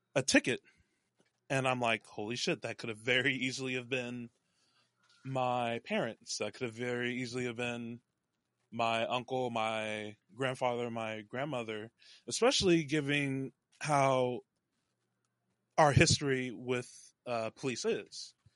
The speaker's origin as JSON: {"language": "English", "region": "North Texas", "country": "United States", "tie": "born or raised there", "said": "I was born in Dallas, raised all over the North Texas area"}